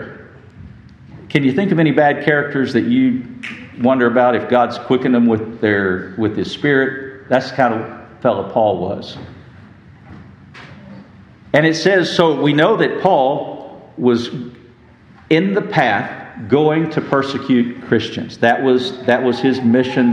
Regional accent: West Texas, United States; I grew up in West Texas

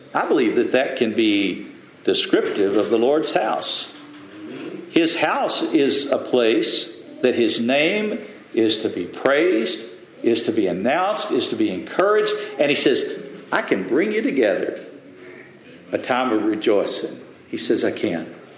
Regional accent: the South, United States; I grew up in the South, and most folks did go to some type of, of, of religious order, went to church.

